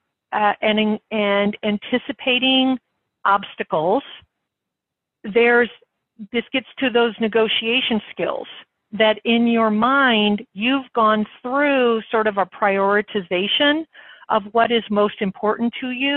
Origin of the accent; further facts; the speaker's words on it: United States; As an American who has a lot of experience in health policy